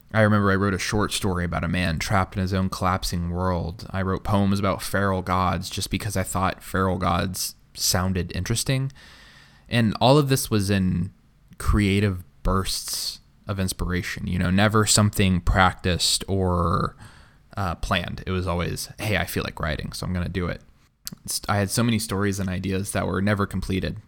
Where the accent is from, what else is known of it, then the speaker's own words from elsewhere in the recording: Tulsa, Oklahoma, United States; I grew up in Tulsa, Oklahoma